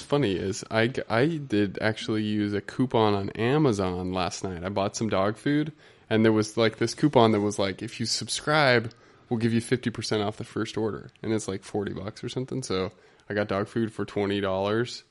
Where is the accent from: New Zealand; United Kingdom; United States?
United States; Utah; moved away as an adult; I'm from Utah. I haven't been out here long enough